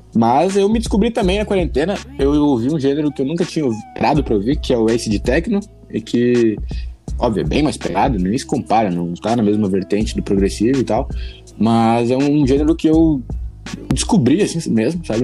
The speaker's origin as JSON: {"language": "Portuguese", "town": "Chapecó", "region": "Santa Catarina", "country": "Brazil", "said": "eu sou de Chapecó, Santa Catarina, extremo oeste de Santa Catarina"}